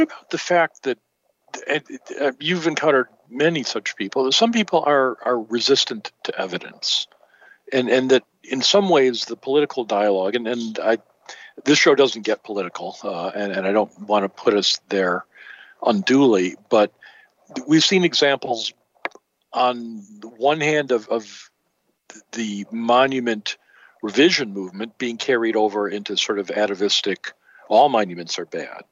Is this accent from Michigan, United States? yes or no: yes; Michigan, United States; growing up in Michigan